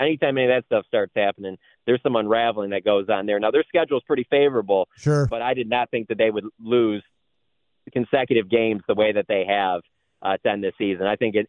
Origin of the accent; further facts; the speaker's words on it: Detroit, Michigan, United States; moved away; growing up in Detroit